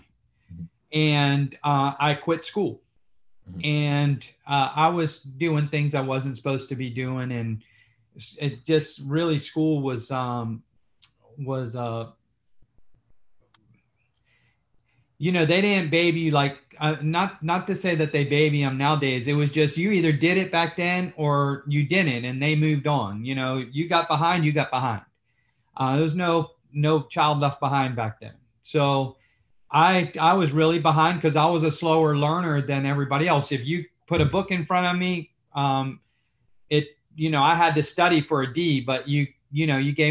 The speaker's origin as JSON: {"language": "English", "town": "Key West", "region": "Florida", "country": "United States", "moved": "as an adult", "lives_now": "Tampa, United States", "said": "I'm from Key West, Florida, where most of my family are plumbers"}